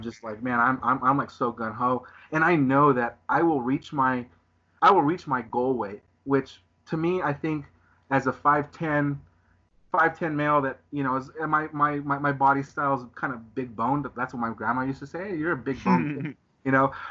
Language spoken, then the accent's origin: English; Southern California, United States; I'm from Southern California, so I live in Southern California.